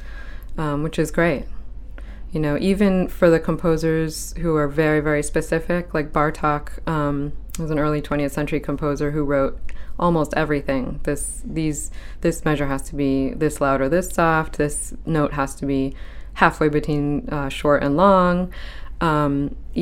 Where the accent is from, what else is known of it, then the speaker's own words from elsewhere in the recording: Saco, Maine, United States; now in Portland, United States; I grew up in Saco from age 7 on